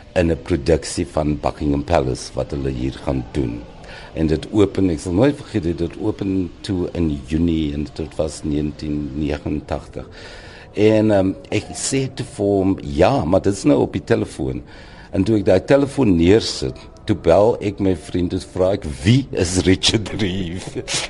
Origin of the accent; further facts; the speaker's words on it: Boland, Western Cape, South Africa; also born or lived in Wellington / Ceres / Paarl; so word ek maar groot geword in die Boland